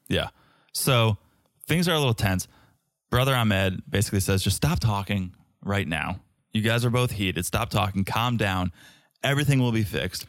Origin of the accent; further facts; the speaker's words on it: United States; as an American